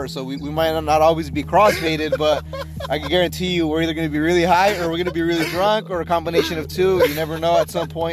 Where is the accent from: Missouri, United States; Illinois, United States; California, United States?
California, United States; Orange County; born and raised in Orange County, California.